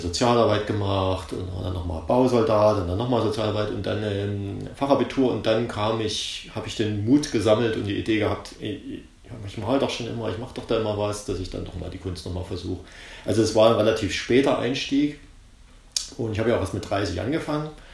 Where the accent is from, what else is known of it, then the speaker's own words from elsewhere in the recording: East Germany, Germany; ich komme ja aus der DDR